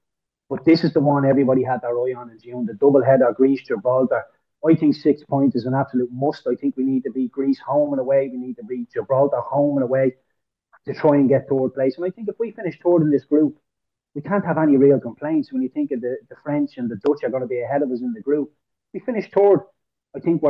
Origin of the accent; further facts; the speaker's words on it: Ireland; I'm Irish